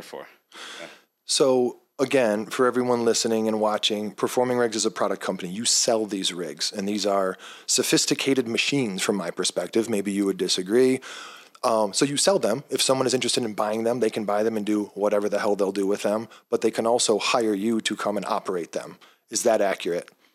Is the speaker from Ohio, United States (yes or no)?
yes; Cincinnati, Ohio, United States; my hometown